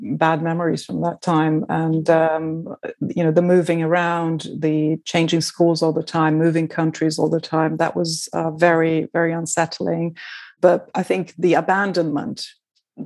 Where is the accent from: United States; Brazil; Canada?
Brazil; first language Portuguese; English is a second language; moved away; I was from Brazil, and my mother tongue is Portuguese